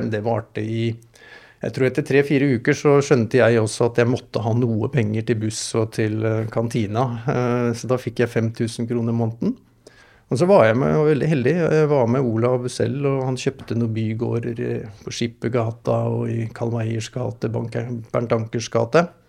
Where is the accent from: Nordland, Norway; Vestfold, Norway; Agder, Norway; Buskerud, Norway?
Buskerud, Norway; Hurum; also born or lived in Moss / Rygge; jeg sier jeg vokste opp på Hurum